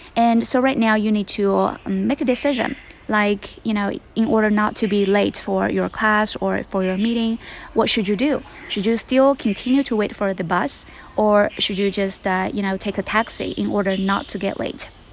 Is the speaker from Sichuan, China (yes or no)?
yes; Sichuan, China; now in Beijing, China; I am back in my hometown in Sichuan